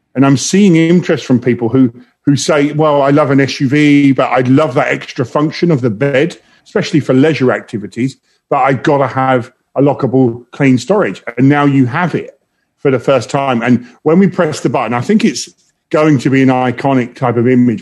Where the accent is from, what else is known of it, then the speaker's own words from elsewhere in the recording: London, United Kingdom; moved away as an adult; now in Detroit, United States; I'm from London, um, originally